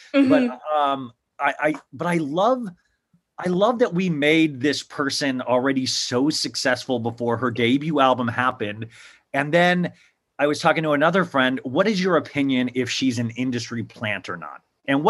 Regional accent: Kansas, United States; I grew up in Kansas, and Variety, my parents would be like, why is my 8-year-old son getting something that tells like box office figures

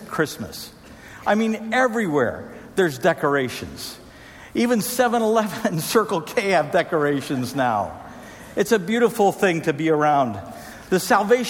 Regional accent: Trinidad & Tobago; moved away; I grew up in Trinidad and Tobago, where we had a tradition of busting bamboo

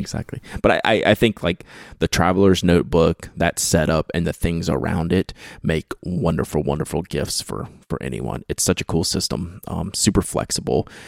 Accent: Baton Rouge, Louisiana, United States; I was born and raised in Baton Rouge, Louisiana

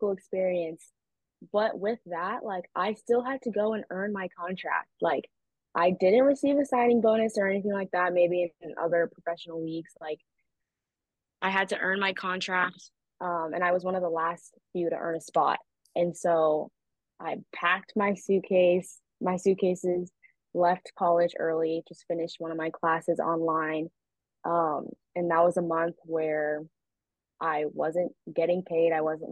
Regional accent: California, United States; moved away as an adult; now in Australia; I'm from California.

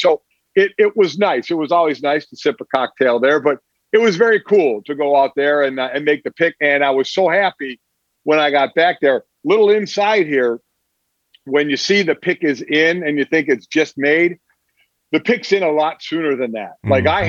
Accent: Cleveland, Ohio, United States; moved away; it was my hometown.

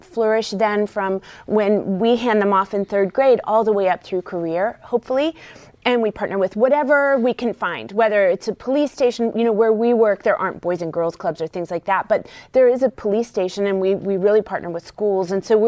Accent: West Virginia, United States; I grew up in West Virginia, and And really growing up surrounded by generational rural poverty

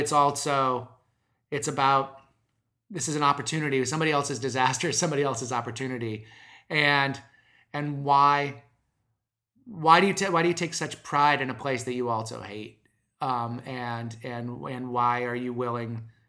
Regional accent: Omaha, Nebraska, United States; I'm not from Detroit, but I'm from Omaha, Nebraska

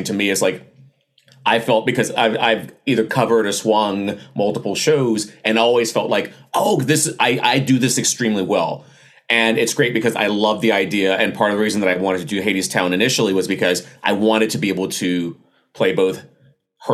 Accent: the South, United States; I was raised in the South

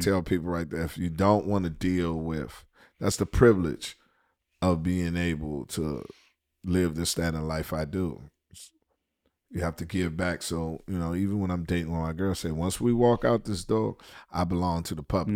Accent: Washington, District of Columbia, United States; moved away as an adult; also born or lived in Atlanta; D C, my hometown

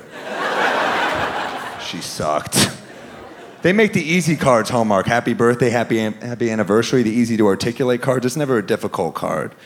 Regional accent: New York, United States; I'm a New Yorker

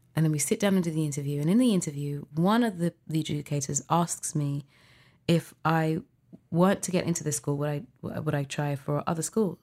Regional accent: London, United Kingdom; I was born in London, UK.

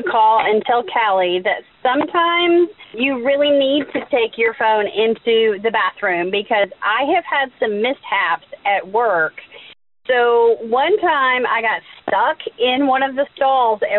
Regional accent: Gulf Coast of Florida, United States; When I was growing up on the Gulf Coast of Florida

